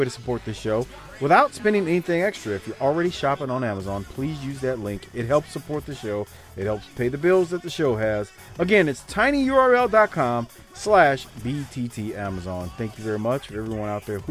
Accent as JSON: {"language": "English", "town": "New Orleans", "region": "Louisiana", "country": "United States", "tie": "born or raised there", "said": "I grew up in New Orleans"}